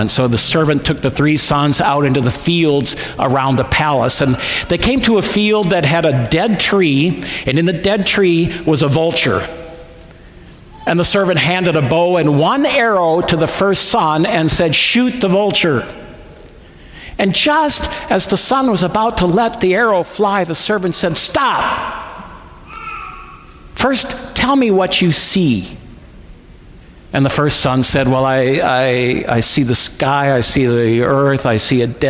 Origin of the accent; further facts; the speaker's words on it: Midwest, United States; I'm from the Midwest